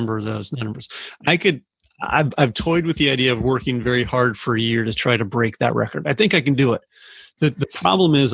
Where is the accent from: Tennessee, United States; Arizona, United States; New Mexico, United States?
Arizona, United States; moved away as an adult; also born or lived in Phoenix; now in Saratoga Springs, United States; I grew up in Arizona, and that's where I consider home.